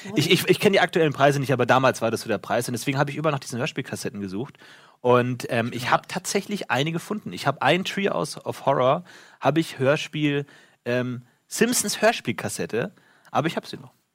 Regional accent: a lake in the Munich area, Bavaria, Germany; wo ich aufgewachsen bin

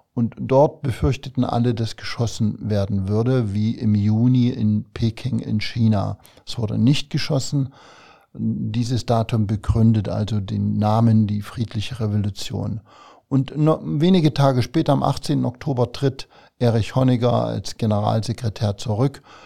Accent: Thuringia, Germany; moved away as an adult; also born or lived in Zwickau, Saxony / Gera / Jena; now in Saarland, Germany; Ich bin in Thüringen aufgewachsen und habe bis zu meinem 28. Lebensjahr in der DDR gelebt vor allem eben im Raum Gera, Jena.

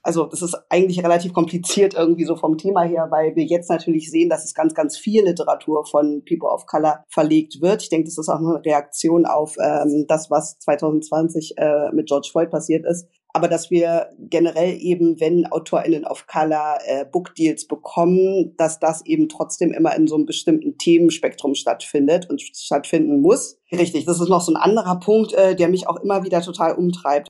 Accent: Berlin, Germany; ich bin ähm, Berlinerin

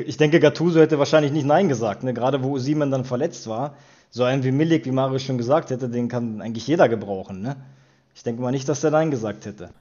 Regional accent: Wolfsburg, Lower Saxony, Germany; also ich bin in Wolfsburg geboren. Ne, mein Vater kommt aus Neapel, der ist Ende der 70er hier eingewandert

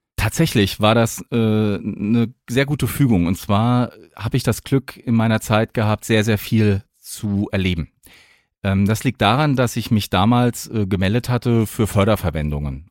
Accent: Mannheim, Baden-Württemberg, Germany; moved away; also born or lived in Hesse; ich komme aus Mannheim und dort gibt es ja den Luisenpark und da habe ich als Kind immer schon

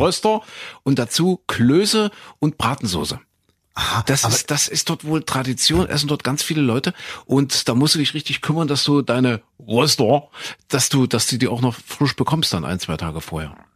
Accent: East Germany, Germany; wir so als Ossi-Kinder

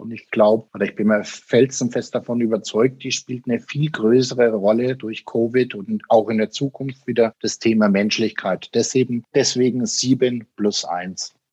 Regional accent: Germany; das war bei uns in Deutschland

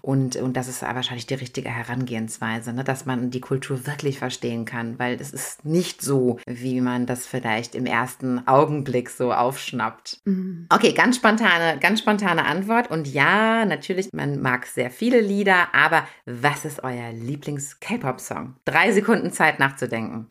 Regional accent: Germany; als Deutscher

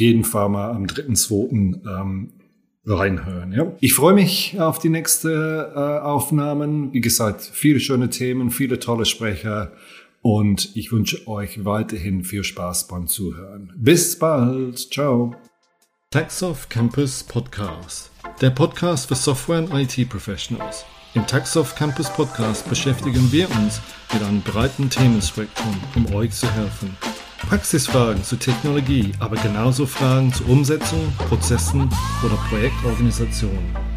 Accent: England, United Kingdom; German is a second language; moved away as an adult; also born or lived in Germany; now in Turkey; ich bin in England geboren äh, und bin in 1985 nach Deutschland ausgewandert.

